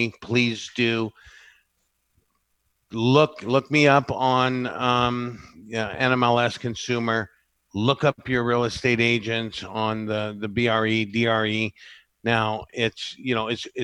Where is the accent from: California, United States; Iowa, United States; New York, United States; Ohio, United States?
California, United States; Santa Barbara; I was born and raised here